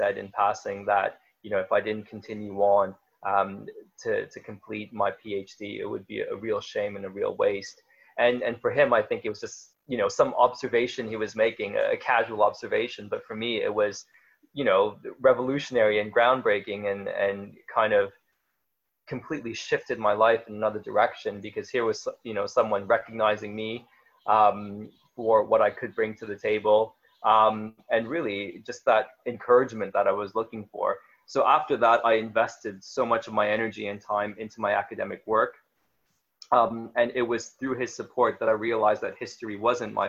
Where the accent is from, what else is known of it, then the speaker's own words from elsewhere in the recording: Toronto, Ontario, Canada; I grew up in Canada, Toronto, Ontario, Canada, to be more precise